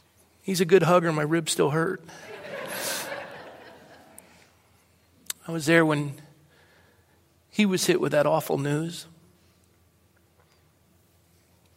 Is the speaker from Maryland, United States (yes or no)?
no; Coronado, California, United States; my hometown in Coronado